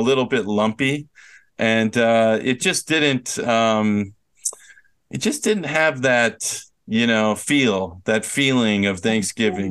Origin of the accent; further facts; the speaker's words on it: Minnesota, United States; I'm from Minnesota